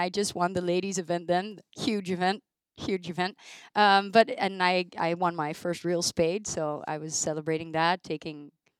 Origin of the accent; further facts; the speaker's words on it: Rotterdam, South Holland, Netherlands; I'm from Rotterdam.